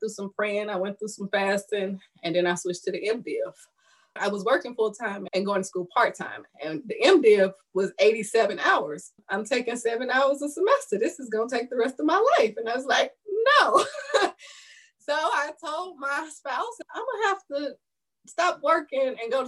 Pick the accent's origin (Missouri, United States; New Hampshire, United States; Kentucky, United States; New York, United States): Missouri, United States; St. Louis; I was born and raised in St. Louis, Missouri, in public housing.